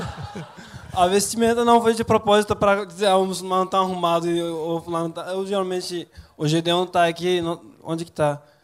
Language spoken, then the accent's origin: Portuguese; Turkey; Portuguese is a second language; moved away as an adult; now in Brazil; Na verdade eu sou de uma região da Turquia que é muito parecida com o Nordeste